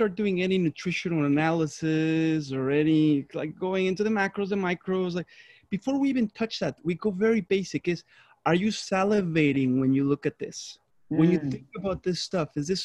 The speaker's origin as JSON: {"language": "English", "country": "Mexico", "moved": "yes", "said": "I'm from Mexico"}